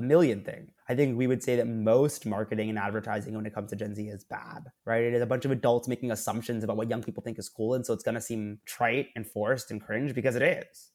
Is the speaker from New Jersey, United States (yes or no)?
yes; Princeton, New Jersey, United States; I was born in Princeton, New Jersey, born and raised in Proud.